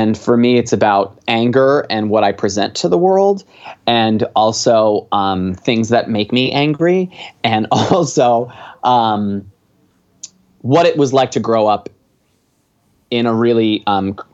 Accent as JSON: {"language": "English", "area": "Long Island", "region": "New York", "country": "United States", "tie": "born or raised there", "also_born_or_lived": "Buffalo", "moved": "as an adult", "lives_now": "Los Angeles, United States", "said": "I grew up on Long Island originally"}